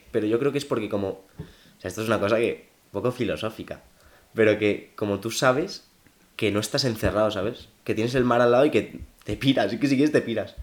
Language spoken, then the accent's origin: Spanish; Valencian Community, Spain; now in Madrid, Spain; voy a Valencia y me bajo del metro en mi pueblo